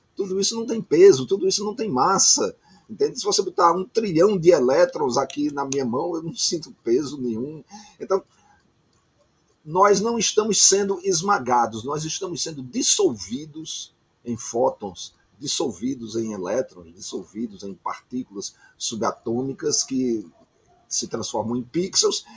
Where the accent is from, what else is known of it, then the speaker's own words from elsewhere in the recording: Campina Grande, Paraíba, Brazil; moved away as an adult; now in Rio de Janeiro, Brazil; Eu sou um paraibano que mora no Rio de Janeiro há 40 anos. Eu já estou há tanto tempo no Rio que eu já poderia é, transferir a minha cidadania, porque eu já morei mais tempo no Rio de Janeiro do que em Campina Grande, que é a minha cidade natal.